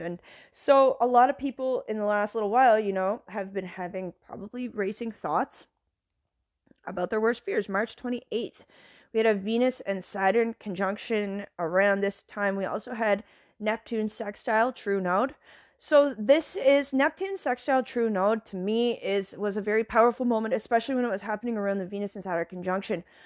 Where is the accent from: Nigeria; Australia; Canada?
Canada; moved away as an adult; now in United States; as a Canadian